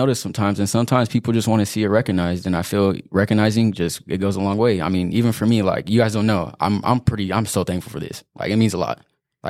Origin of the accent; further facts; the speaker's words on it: Banning, California, United States; I've been in Banning since I was like 2 years old. I went to Central, and then I went to Hemmerling and Nicolette. And Banning, I mean, it's been fine. I mean, it's just a small town, nothing crazy.